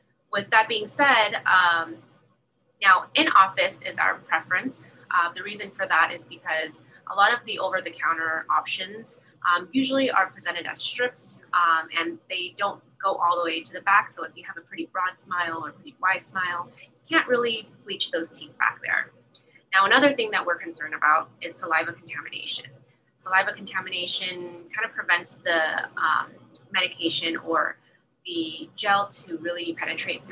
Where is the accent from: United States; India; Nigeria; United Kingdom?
United States; San Jose, California; moved away as an adult; also born or lived in Iowa / Los Angeles; now in San Diego, United States; I'm actually from Iowa. I was born there and I grew up pretty much in San Jose